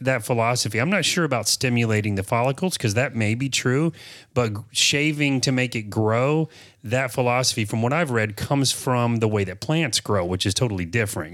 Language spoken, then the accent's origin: English; Apopka, Florida, United States; born and raised in Apopka